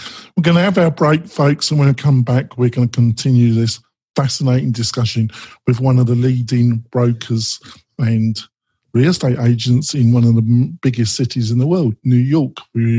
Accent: London, United Kingdom; now in Nevada, United States; Now, I come from London originally. I'm not a Nevada native

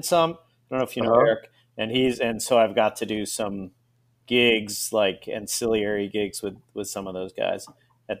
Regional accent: Long Beach, California, United States; moved away as an adult; also born or lived in New Orleans; I grew up in Long Beach, California, where it was exciting to ride my bicycle to the 7-Eleven

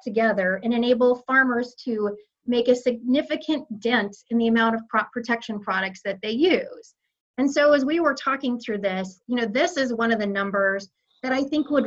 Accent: Iowa, United States; now in Kansas City, United States; my home state of Iowa

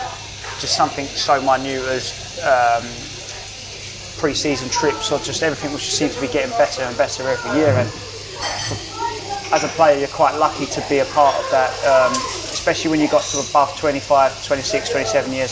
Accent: London, United Kingdom; I've born and bred in London. I was born in Greenwich.

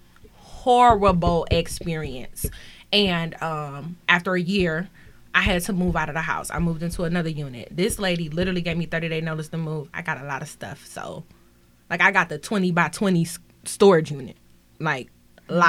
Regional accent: Detroit, Michigan, United States; I grew up in Detroit.

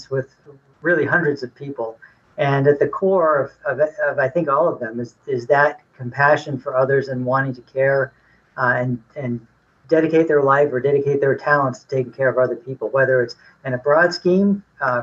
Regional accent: Massachusetts, United States; also born or lived in Washington, D.C. / California; now in Boardman, Ohio, United States; I grew up in New England, in Massachusetts

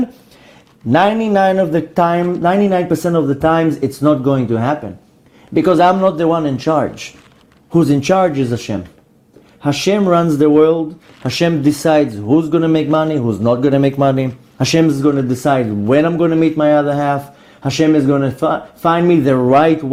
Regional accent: New York, United States; I'm originally from New York

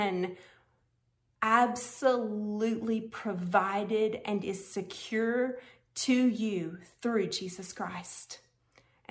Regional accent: Conway, Arkansas, United States; here in my hometown of Conway, Arkansas

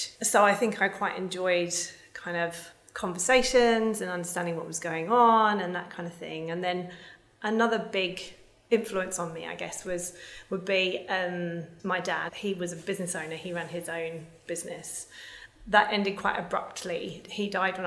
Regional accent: London, United Kingdom; I grew up in the UK. I was born in South London in 1981

